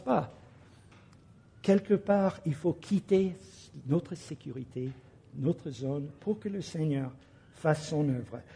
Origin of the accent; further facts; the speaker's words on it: United States; now in France; mon pays d'origine, aux États-Unis